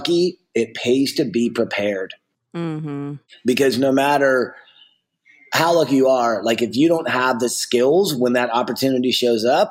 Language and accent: English; the South, United States; I grew up in the South